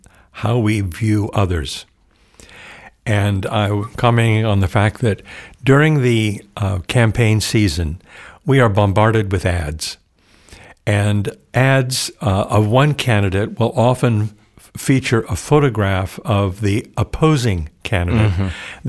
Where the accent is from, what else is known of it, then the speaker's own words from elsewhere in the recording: Oxnard, California, United States; Well, I was born in Oxnard, California, which is just south of Santa Barbara. I'm a third generation native Californian. My family settled in that area back in the late 1800s. I grew up in a small town, a very Catholic community